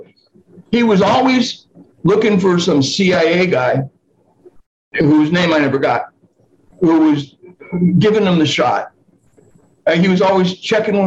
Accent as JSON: {"language": "English", "town": "Los Angeles", "region": "California", "country": "United States", "also_born_or_lived": "Newport Beach, California", "said": "I'm from Los Angeles. That's where I spent my business career."}